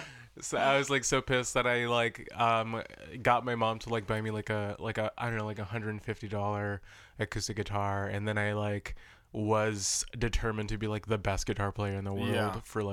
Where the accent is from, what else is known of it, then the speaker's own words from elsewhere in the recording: Inglewood, California, United States; I grew up in Inglewood in California.